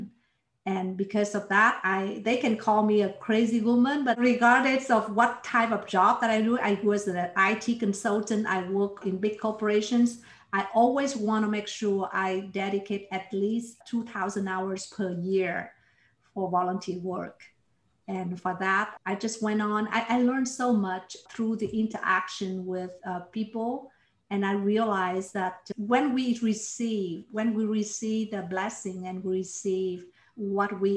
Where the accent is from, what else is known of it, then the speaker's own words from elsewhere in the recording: Ho Chi Minh City, Vietnam; also born or lived in Toronto, Canada; now in Houston, United States; I was born in Vietnam. And I grew up in Saigon, which is in the south